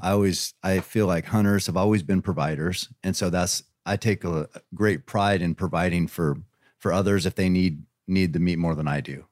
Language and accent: English; Eugene, Oregon, United States; I'm from Oregon